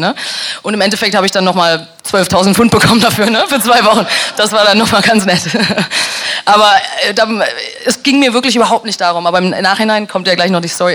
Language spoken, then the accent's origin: German; Dortmund, North Rhine-Westphalia, Germany; moved away; also born or lived in near Koblenz / London; meiner Heimat Dortmund und im Kaff neben Koblenz